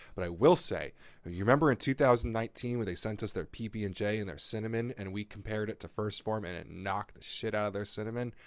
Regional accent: New Jersey, United States; I'm from New Jersey

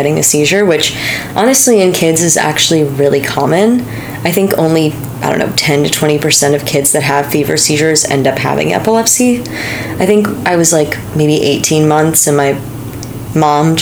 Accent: Pleasantville, New York, United States; I grew up in Pleasantville, New York, which is like 40, 45 minutes north of New York City

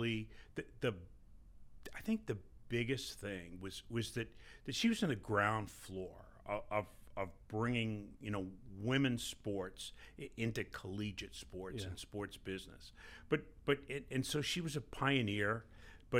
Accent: New York City, New York, United States; moved away as an adult; also born or lived in Massachusetts; now in St. Louis, United States; I grew up in New York City

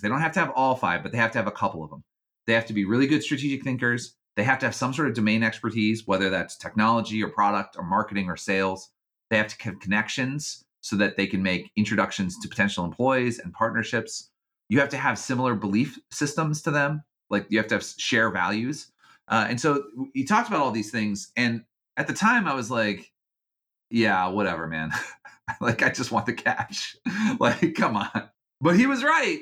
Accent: Georgia, United States; moved away as an adult; I grew up in Georgia

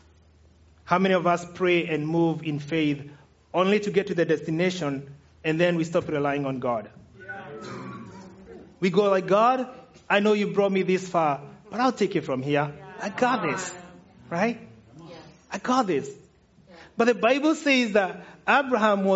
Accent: Kenya; moved away as an adult; now in United States; Kenyans, we call it tomato sauce

